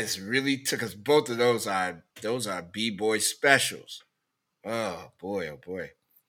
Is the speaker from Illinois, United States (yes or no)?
yes; Chicago, Illinois, United States; I'm from South Shore when South Shore was mega bougie.